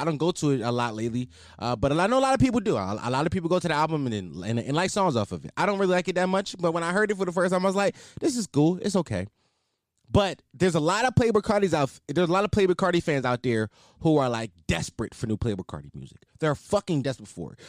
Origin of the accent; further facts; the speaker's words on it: Philadelphia, Pennsylvania, United States; I'm not from Atlanta. I'm from Philly